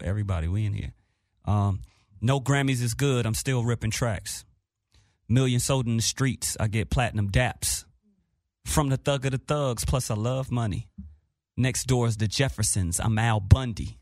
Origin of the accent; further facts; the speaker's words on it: Los Angeles, California, United States; I am from Watts, California